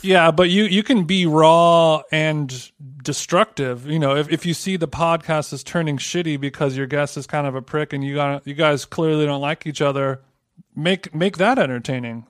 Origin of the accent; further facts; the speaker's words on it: Southern California, United States; I grew up in Southern California